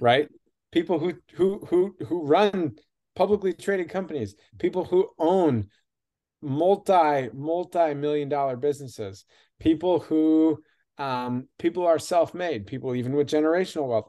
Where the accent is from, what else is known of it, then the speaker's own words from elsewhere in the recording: Michigan, United States; I grew up in Michigan